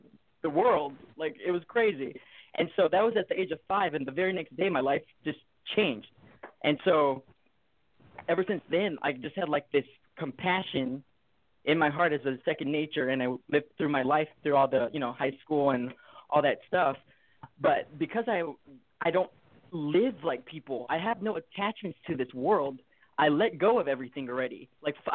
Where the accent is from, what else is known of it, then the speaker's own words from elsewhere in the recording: Hawaii, United States; I'm from Hawaii. I was born in Hawaii, and I was raised in the foster system.